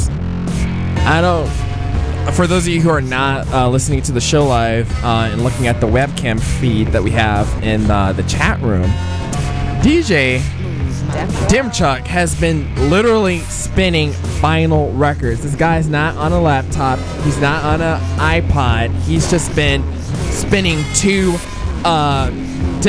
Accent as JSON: {"language": "English", "country": "United States", "tie": "born or raised there", "said": "I had a childhood in America."}